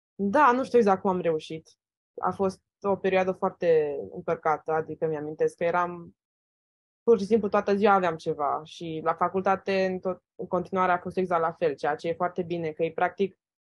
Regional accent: Romania; moved away as an adult; now in United States; sunt din România

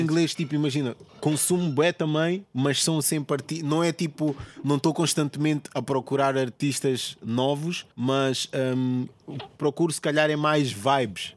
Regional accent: Portugal; eu sou português

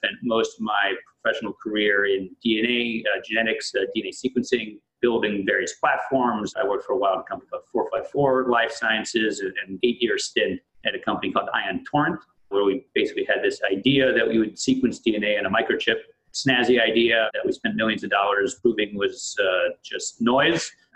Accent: San Diego, California, United States; born or raised there; moved away as an adult; also born or lived in Jerusalem, Israel; now in Connecticut, United States

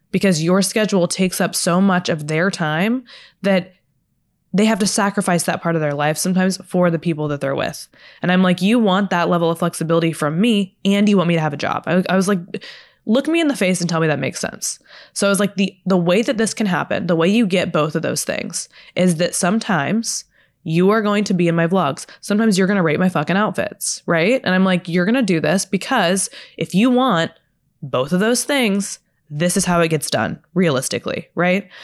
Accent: Texas, United States; now in Los Angeles, United States; I'm from Texas

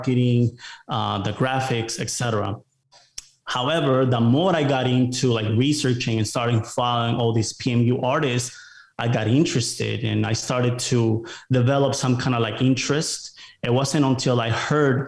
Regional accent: Rockford, Illinois, United States; moved away as an adult; also born or lived in Mexico; now in Austin, United States; I grew up in Chicago. It was a city called Rockford, Illinois, about an hour from Chicago.

